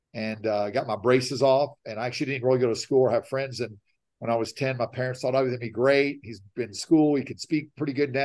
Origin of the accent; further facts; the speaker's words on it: Nashville, Tennessee, United States; born and raised in Nashville, Tennessee.